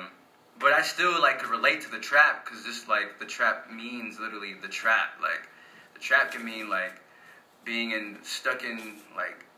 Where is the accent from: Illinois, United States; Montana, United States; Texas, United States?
Texas, United States; also born or lived in Italy; I moved to Texas in 2000 from Italy. And, like, this is really where I grew up